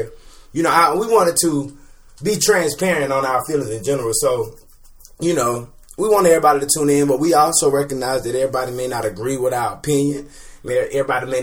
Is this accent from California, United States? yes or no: no; Winnsboro, South Carolina, United States; moved away as an adult; now in Atlanta, United States; I'm from Winsboro, South Carolina. I went to Fairfield Central. I graduated from Fairfield Central High School in 2009